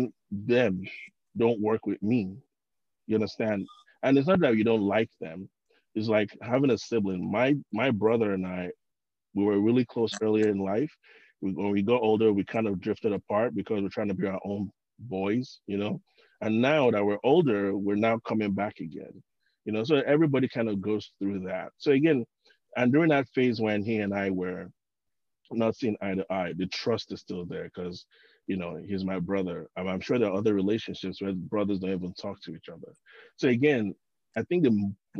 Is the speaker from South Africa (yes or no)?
no; Osun, Nigeria; now in United States; I'm from Ocean States